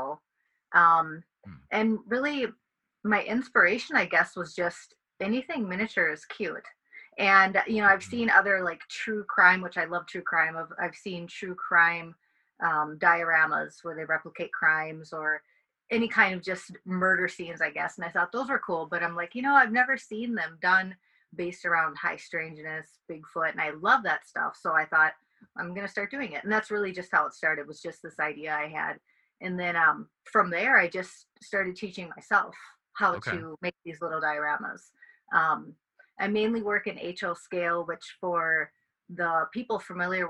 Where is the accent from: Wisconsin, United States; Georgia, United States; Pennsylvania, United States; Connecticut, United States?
Wisconsin, United States; also born or lived in California / New York; I'm from Wisconsin my whole life. I've lived in a few other places, California, New York, but my home is here in Wisconsin.